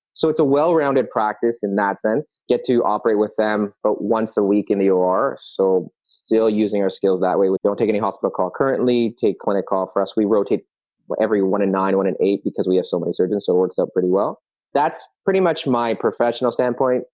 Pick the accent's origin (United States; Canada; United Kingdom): Canada; Toronto, Ontario; I'm also born and raised in Toronto